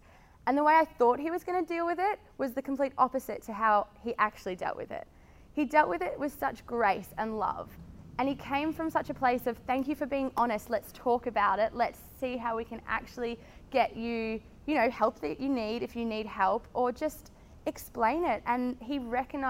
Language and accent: English; Melbourne, Victoria, Australia; I'm from Melbourne, and I studied marketing at high school, at uni, went to high school down the Mornington Peninsula